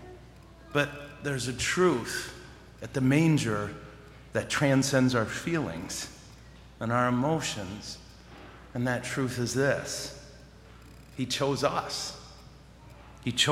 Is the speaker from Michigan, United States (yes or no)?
yes; Montrose, Michigan, United States; I'm from Montrose